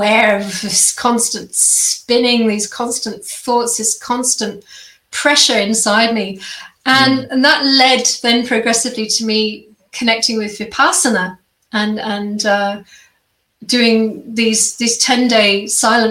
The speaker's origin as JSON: {"language": "English", "area": "Kent", "region": "South East England", "country": "United Kingdom", "tie": "born or raised there", "also_born_or_lived": "London / Germany", "moved": "as an adult", "lives_now": "Australia", "said": "I grew up in England. And had a very peaceful childhood in the countryside and a little village in Kent, which is in the southeast"}